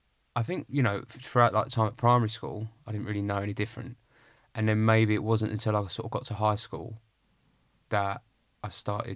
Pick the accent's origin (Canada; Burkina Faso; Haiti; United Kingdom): United Kingdom; Clacton, East of England; In Essex, yeah.